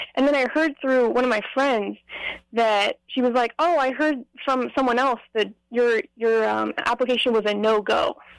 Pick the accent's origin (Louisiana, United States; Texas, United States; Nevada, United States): Nevada, United States; Las Vegas; I'm from Las Vegas, Nevada